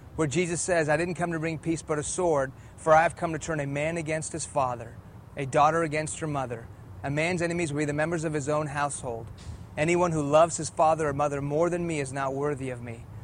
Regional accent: Houston, Texas, United States; first language Persian; English is a second language; also born or lived in Iran; I was born here in Houston, Texas. When I was two years old, my family moved back to Iran, where my parents are from. In the late 70s, an Islamic revolution hit that country, and we moved back to Houston when I was in the middle of first grade. I didn't speak English, I spoke Farsi

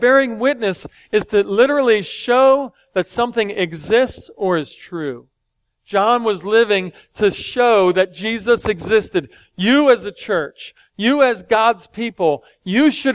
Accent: Philadelphia, Pennsylvania, United States; I grew up watching him in Philly back in the day. I'm 4 or 5 years old playing basketball

